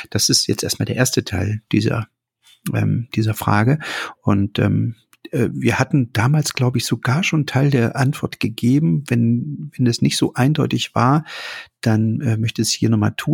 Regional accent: East Germany, Germany; Also ich bin in der DDR aufgewachsen. Natürlich gab es bei uns auch Menschen aus anderen Ländern.

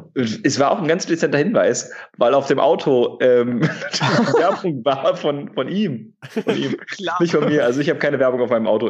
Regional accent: Wuppertal, North Rhine-Westphalia, Germany; also born or lived in Hamburg; now in Berlin, Germany; ich komme gebürtig aus Wuppertal aus der Ecke, habe ähm, da einen Großteil meiner Kindheit verbracht

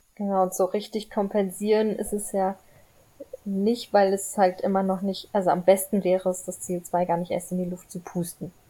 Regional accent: Frankfurt, Hesse, Germany; ich komme aus Frankfurt

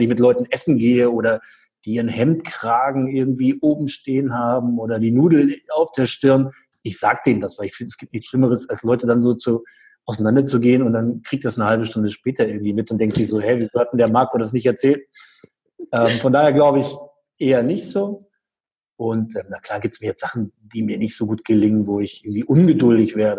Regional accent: Göttingen, Lower Saxony, Germany; in Göttingen, also hier in meiner Heimatstadt

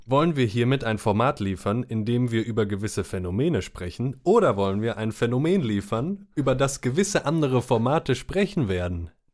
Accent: Rhineland, Germany; now in Cologne, Germany; Wir sind äh, äh gebürtige Rheinländer, beide

